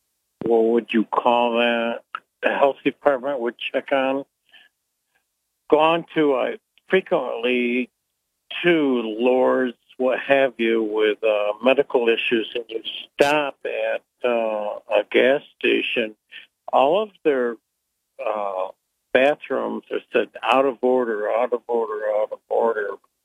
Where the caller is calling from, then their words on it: Bethel, New York, United States; Colin, I'm calling from Bethel right now.